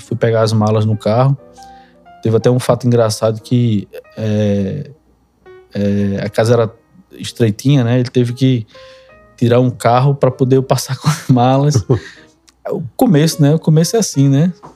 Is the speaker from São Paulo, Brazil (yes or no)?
no; Recife, Pernambuco, Brazil; Sou natural de Recife. Minha vida inteira foi foi foi em Recife